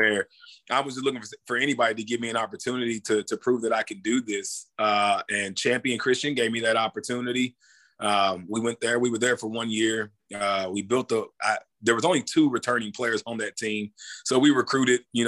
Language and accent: English; Louisville, Kentucky, United States; moved away as an adult; also born or lived in Nebraska / Germany; now in Toccoa Falls, United States; I'm originally from Louisville, Kentucky. So, you know, basketball runs deep in my family. Just in the state of Kentucky, I grew up around it